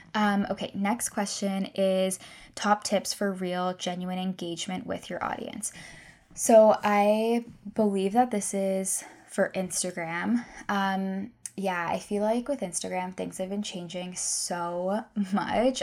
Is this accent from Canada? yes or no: yes; Guelph, Ontario, Canada; also born or lived in Victoria, British Columbia; I'm from Guelph